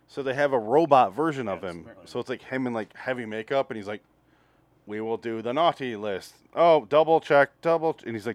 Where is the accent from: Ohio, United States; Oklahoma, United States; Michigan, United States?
Michigan, United States; moved away; I was from Michigan